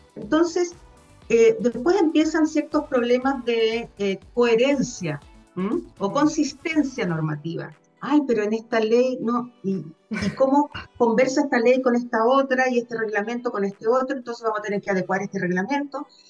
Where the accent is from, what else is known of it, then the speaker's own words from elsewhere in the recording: Viña del Mar, Valparaíso, Chile; moved away; also born or lived in Concepción; yo originalmente soy de Viña